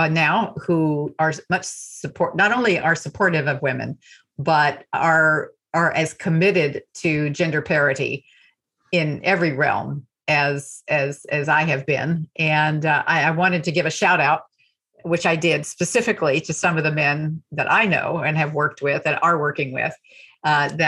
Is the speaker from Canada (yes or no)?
no; small towns in Texas, United States; now in New York, United States; I am from small towns in Texas